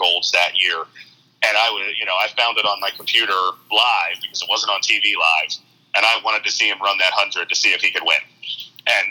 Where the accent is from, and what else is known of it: United States